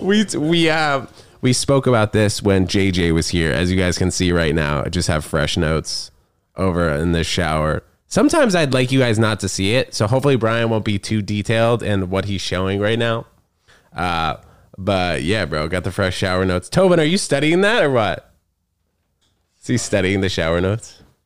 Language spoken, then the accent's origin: English; New York City, New York, United States; also born or lived in New Brunswick, New Jersey; born in New Brunswick, lived there for six weeks in New Jersey, and then moved to Manhattan